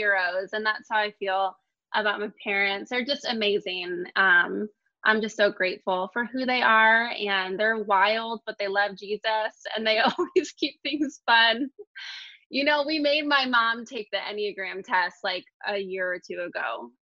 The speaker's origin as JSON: {"language": "English", "town": "Toledo", "region": "Ohio", "country": "United States", "tie": "born or raised there", "also_born_or_lived": "Rockford, Illinois", "moved": "as an adult", "said": "I grew up in Toledo, Ohio."}